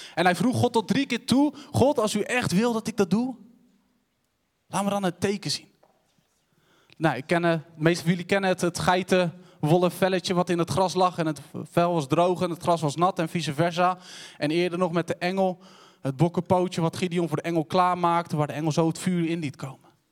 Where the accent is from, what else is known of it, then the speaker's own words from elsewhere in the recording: Cothen, Utrecht, Netherlands; Ik ben opgegroeid in Koten, een dorpje tussen Wijk-Beduurstede en Utrecht.